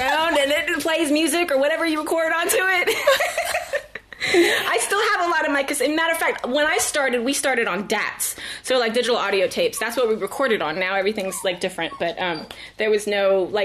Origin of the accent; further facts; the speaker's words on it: Vallejo, California, United States; moved away as an adult; also born or lived in East Coast / Michigan / San Francisco; now in Los Angeles, United States; I was born and raised in Vallejo. I lived on the East Coast briefly, like middle school, and then came back to the Bay.